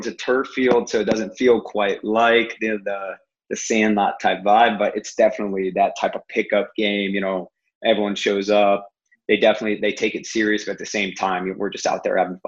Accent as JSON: {"language": "English", "area": "about 40 minutes from Toledo", "region": "Ohio", "country": "United States", "tie": "born or raised there", "said": "40 minutes from my hometown"}